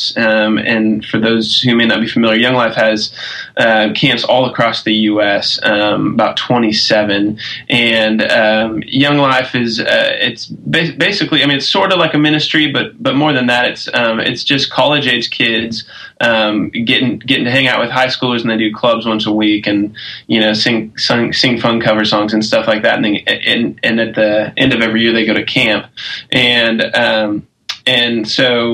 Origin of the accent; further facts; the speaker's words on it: Omaha, Nebraska, United States; moved away as an adult; also born or lived in Fort Worth, Texas / Knoxville, Tennessee; now in Nashville, United States; I grew up in Omaha, Nebraska, and lived there until I was 18